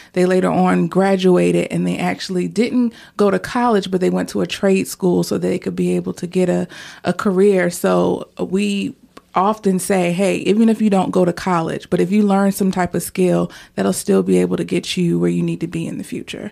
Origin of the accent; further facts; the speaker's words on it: Portsmouth, Virginia, United States; I grew up in Churchland area of Portsmouth